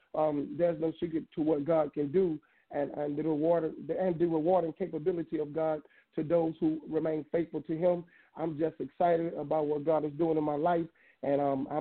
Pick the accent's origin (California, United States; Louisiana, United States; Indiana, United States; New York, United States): Louisiana, United States; Hammond; I'm from Hammond, Louisiana